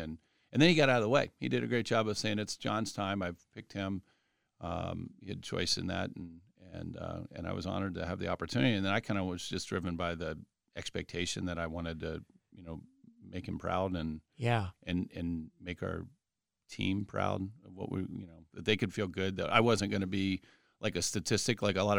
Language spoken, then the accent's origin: English; Columbus, Ohio, United States; So I grew up here in Upper Arlington, Columbus. So in Columbus, kind of born and bred, and like a lot of folks in Arlington, I didn't venture very far.